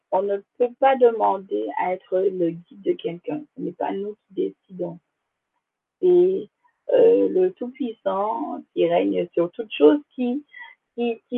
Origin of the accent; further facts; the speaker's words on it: Guadeloupe, France; Je suis originaire de la Guadeloupe, également ma mère.